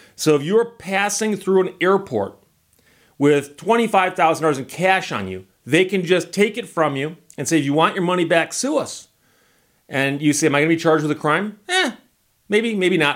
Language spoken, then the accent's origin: English; Michigan, United States; I'm from Michigan and that's my home state